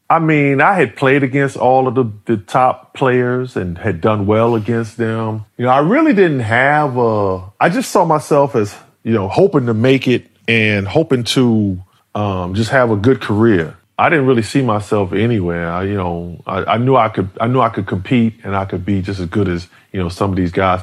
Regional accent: New York City, New York, United States; I grew up in Harlem

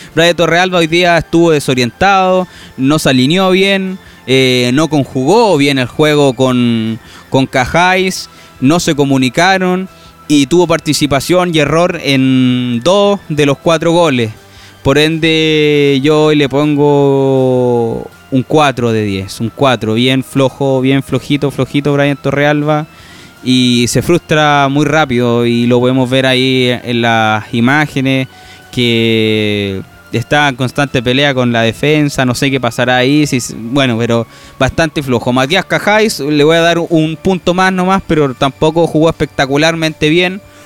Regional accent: Rancagua, O'Higgins, Chile; yo soy de O'Higgins, de Rancagua

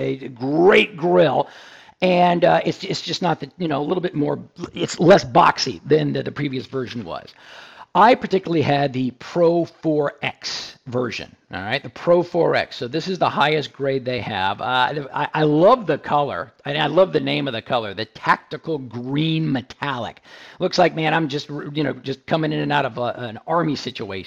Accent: Houston, Texas, United States; my hometown of Houston.

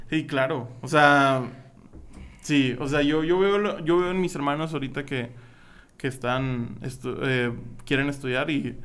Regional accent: Matamoros, Tamaulipas, Mexico; moved away; Iba a estudiar arquitectura en mi pueblo natal Matamoros, Tamaulipas.

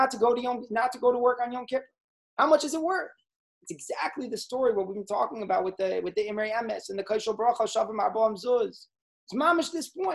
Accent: United States; as a good Jewish boy growing up in America

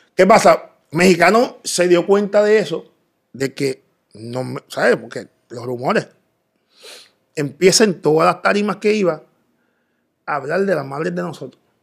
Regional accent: Bayamón, Puerto Rico; also born or lived in Dominican Republic; Yo nací en República Dominicana. Eh, me crié en Bayamón. desde bien niño vine a Puerto Rico. Y me crié en Bayamón, en los barrios de Bayamón, toda mi vida

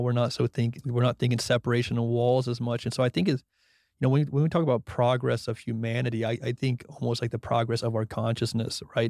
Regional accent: Brunswick, Georgia, United States; moved away as an adult; now in Austin, United States; from Brunswick, Georgia, who went to F S U

